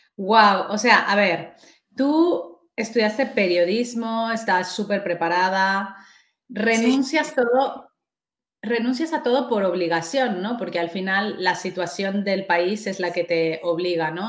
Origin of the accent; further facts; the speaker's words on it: Mexico; moved away as an adult; now in Spain; yo soy mexicana